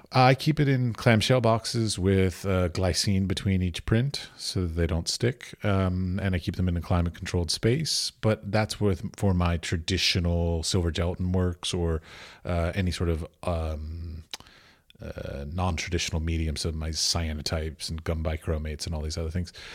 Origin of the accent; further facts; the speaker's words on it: United States; I'm an American